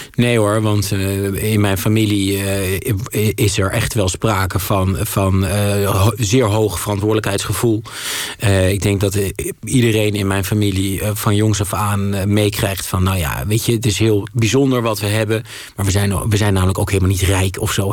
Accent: Twente, Overijssel, Netherlands; ik voetbal gewoon als een gezonde Twentse jongen

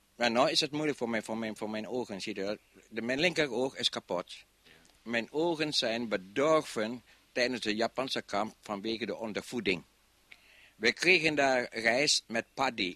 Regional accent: Indonesia; moved away as an adult; now in Netherlands; Ik ben een Nederlander, al ben ik een Indische jongen, maar ik voel me Nederlander

